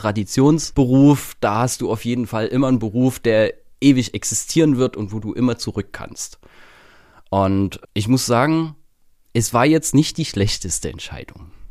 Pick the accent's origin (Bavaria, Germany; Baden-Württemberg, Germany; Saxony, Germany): Saxony, Germany; Königshain-Wiederau; accent: Saxon; moved away as an adult; now in Trier, Germany; Ich bin halt auf dem Dorf groß geworden